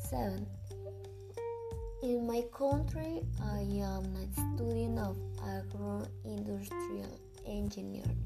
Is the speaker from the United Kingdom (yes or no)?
no; Chicontepec?, Veracruz, Mexico; English is a second language; I am from Chico, Veracruz.